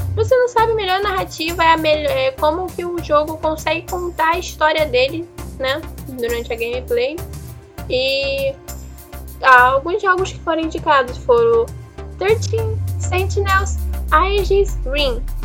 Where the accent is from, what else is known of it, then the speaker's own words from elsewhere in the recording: Brazil; eu sou brasileira